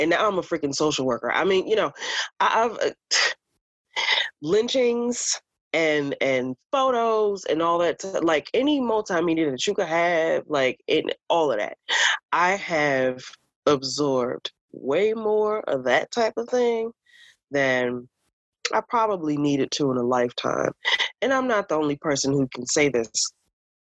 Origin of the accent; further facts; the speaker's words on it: Newark, New Jersey, United States; I'm from Newark